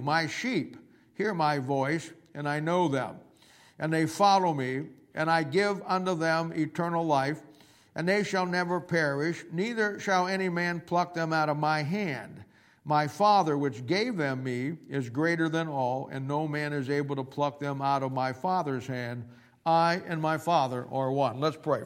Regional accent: Canton, Ohio, United States; I'm from Canton, Ohio

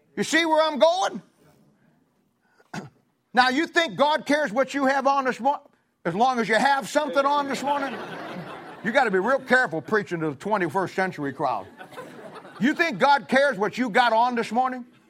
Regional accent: Ohio, United States; moved away; I'm from Ohio

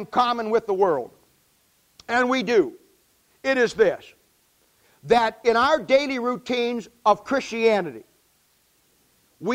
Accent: United States; I live in America. I was born in America

